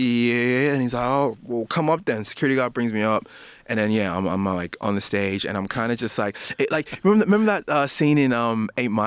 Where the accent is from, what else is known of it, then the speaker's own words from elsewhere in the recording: Sydney, New South Wales, Australia; also born or lived in New Zealand / Ghana (ancestry); From New Zealand, we actually came to Parra. So I grew up. So kind of grew up most of my life there. Then like Glenwood, Blacktown is like the area that I was always in.